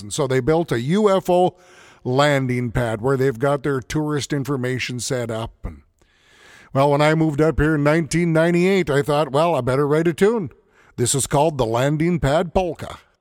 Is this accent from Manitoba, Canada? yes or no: no; Edmonton, Alberta, Canada; also born or lived in Morinville, Alberta; being born and raised in the Edmonton area